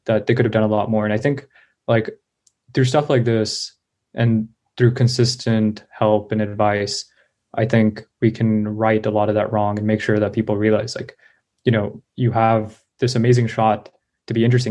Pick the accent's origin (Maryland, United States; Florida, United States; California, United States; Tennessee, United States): California, United States; Bay Area; I grew up in the Bay Area